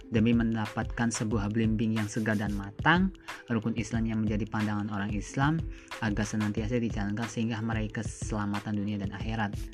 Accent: Brebes, Central Java, Indonesia; saya hidupnya di desa kemudian saya ha harus membangun desa itu saya harus menggali apa yang ada di desa saya desa saya itu di Brebes ya terkenalnya itu ada bawang dan telur asin

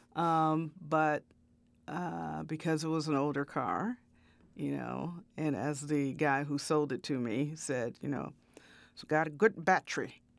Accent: Chicago south suburbs, Illinois, United States; also born or lived in Peoria, Illinois; I was born in Chicago, and um, you know, my uh, early kind of formative years until I was about six or seven were in the city. But I grew up in a south suburb

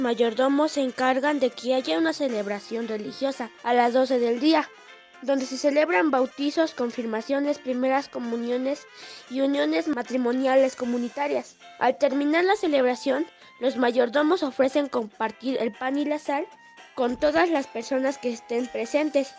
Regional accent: Acuamanala, Tlaxcala, Mexico; La feria de mi pueblo

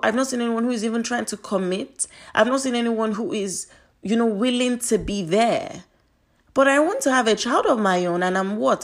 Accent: Nigeria; I'm Nigerian

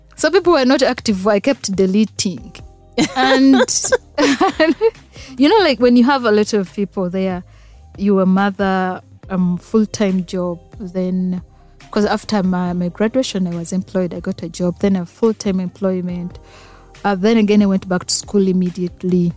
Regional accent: Masindi, Western Region, Uganda; also born or lived in Fort Portal; I'm a Ugandan. Mm-hmm. I'm a Mtora by tribe

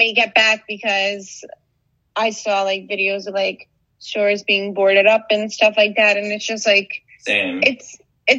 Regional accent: Long Island, New York, United States; I come from Long Island

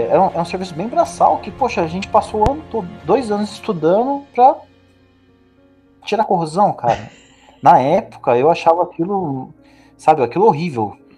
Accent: Taubaté, São Paulo, Brazil; also born or lived in Rio de Janeiro; sou taubateano, nasci no Rio de Janeiro, mas digo que sou taubateano

